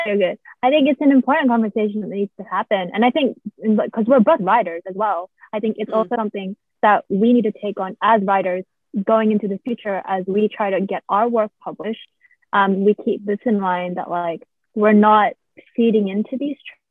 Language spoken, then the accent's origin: English; Australia; I'm Australian. We don't use feet in measurement